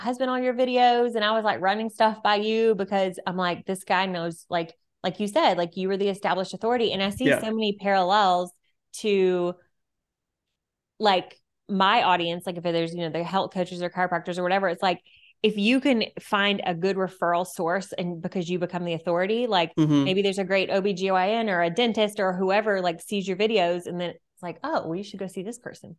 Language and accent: English; Alabama, United States; I'm from Alabama.